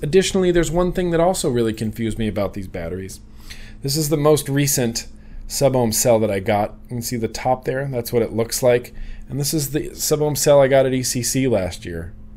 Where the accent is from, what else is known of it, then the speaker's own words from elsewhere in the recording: United States; I grew up in Lake Tahoe